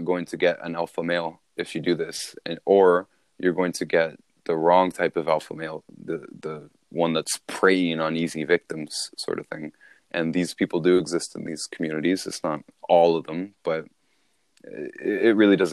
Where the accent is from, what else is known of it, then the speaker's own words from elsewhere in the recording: Toronto, Ontario, Canada; I grew up in Toronto